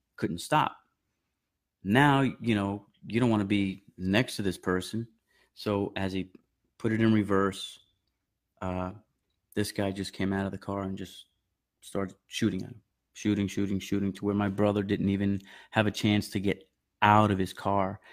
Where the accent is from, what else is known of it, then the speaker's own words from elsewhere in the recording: Medford, New York, United States; also born or lived in Bronx, New York; I was born in the Bronx, uh, five years old. We moved to Long Island, New York, to, uh, Suffolk County